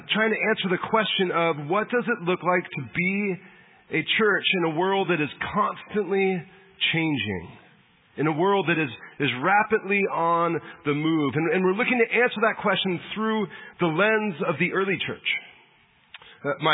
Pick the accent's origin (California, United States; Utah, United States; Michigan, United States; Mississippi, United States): California, United States; San Diego; I grew up in San Diego, grew up a Padre fan.